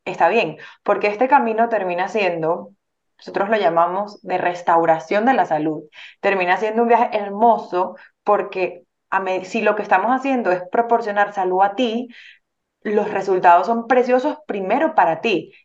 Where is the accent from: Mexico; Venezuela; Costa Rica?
Venezuela; moved away; en Venezuela, nosotros somos venezolanos